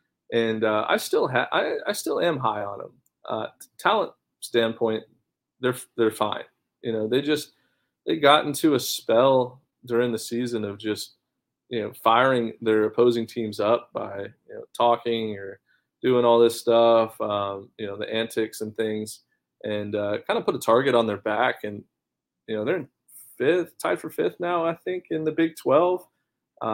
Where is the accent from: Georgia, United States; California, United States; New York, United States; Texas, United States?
Texas, United States; I have a lot of family in Arkansas growing up, you know, because I'm from Texas.